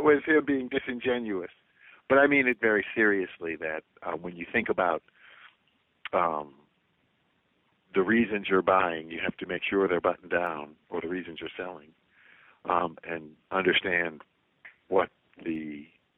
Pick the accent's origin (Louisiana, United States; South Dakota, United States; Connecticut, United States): Louisiana, United States; New Orleans; growing up in New Orleans, and especially as a music lover